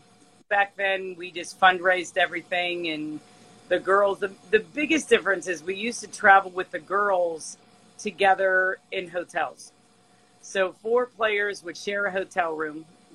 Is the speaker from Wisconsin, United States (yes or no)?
no; Pittsburgh, Pennsylvania, United States; I'm from Pittsburgh, Pennsylvania.